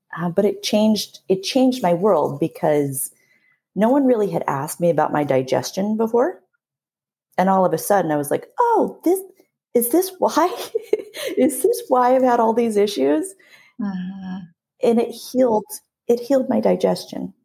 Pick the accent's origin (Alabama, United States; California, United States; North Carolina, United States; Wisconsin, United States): California, United States; San Diego; born and raised in San Diego, California